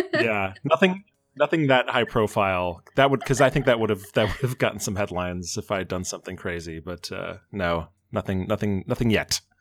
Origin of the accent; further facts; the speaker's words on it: Bellevue, Washington, United States; also born or lived in Fort Collins, Colorado / Seattle, Washington; I was raised in Bellevue, Washington